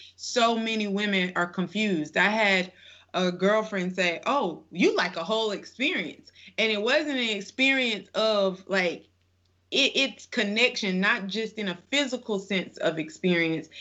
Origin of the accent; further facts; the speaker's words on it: the South, United States; growing up in the South